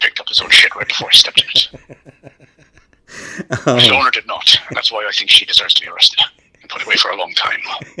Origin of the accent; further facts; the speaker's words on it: Ireland; I'm Irish.